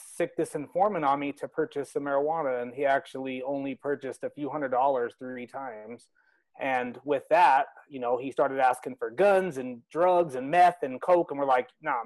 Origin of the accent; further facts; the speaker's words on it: Salt Lake City, Utah, United States; also born or lived in Los Angeles; I'm from Salt Lake City, Utah.